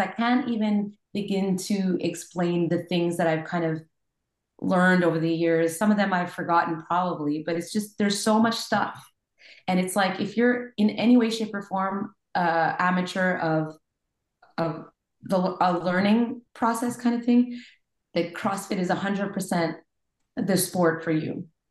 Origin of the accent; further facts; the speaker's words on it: Montreal, Quebec, Canada; I'm from Montreal, Quebec